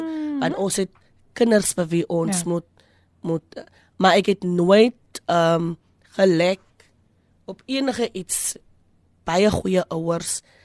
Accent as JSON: {"language": "Afrikaans", "town": "Kraaifontein", "region": "Western Cape", "country": "South Africa", "also_born_or_lived": "Kuils River / Malmesbury", "moved": "yes", "said": "ons is van Kraaifontein"}